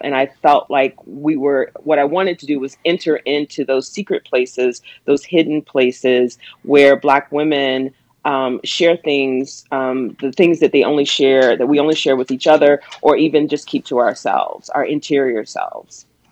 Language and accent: English; the South, United States; now in Pittsburgh, United States; where and how I grew up in the South